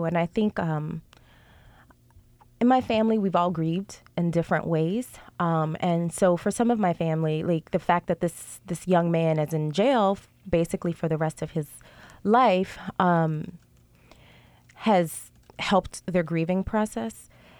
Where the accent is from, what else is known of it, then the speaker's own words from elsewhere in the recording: New Orleans, Louisiana, United States; So I'm from New Orleans. I have 7 brothers. I'm the oldest of all the children. I'm the only girl.